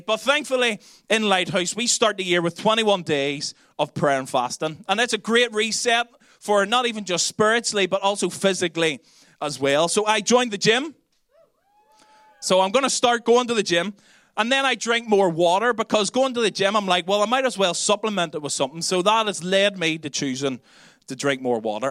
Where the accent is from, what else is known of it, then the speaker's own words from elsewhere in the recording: Belfast, Northern Ireland, United Kingdom; accent: Belfast; now in Dublin, Ireland; my Belfast accent